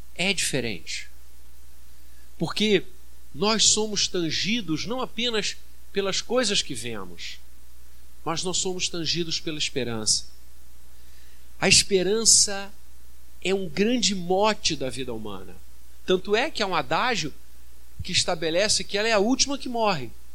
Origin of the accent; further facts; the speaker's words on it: Brazil; como brasileiros